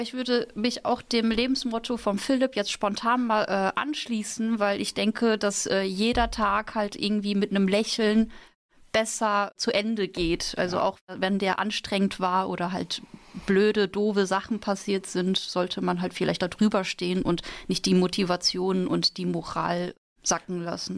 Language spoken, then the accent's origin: German; Münster, North Rhine-Westphalia, Germany; moved away as an adult; now in Mainz, Germany; Also es ist zwar eine Studentenstadt, aber wenn man da aufgewachsen ist, dann möchte man halt auch mal raus